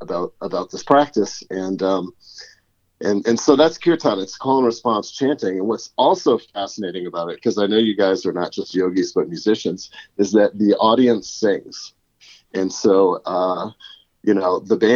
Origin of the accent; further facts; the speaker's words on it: Connecticut, United States; moved away as an adult; now in Boulder, United States; I grew up in Connecticut and I was a professional saxophonist in my teens and 20s